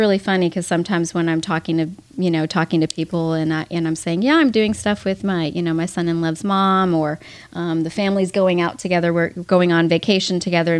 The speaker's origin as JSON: {"language": "English", "town": "Miami Beach", "region": "Florida", "country": "United States", "tie": "born or raised there", "also_born_or_lived": "Manhattan, New York", "moved": "as an adult", "lives_now": "Texas, United States", "said": "I was born in Manhattan, New York, and raised in Miami Beach, Florida, and have lived in Texas for the past 28 years."}